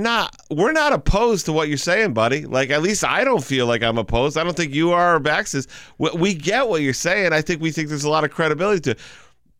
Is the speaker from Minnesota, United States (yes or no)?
no; Chicopee, Massachusetts, United States; I'm from Chicopee. It's who I am.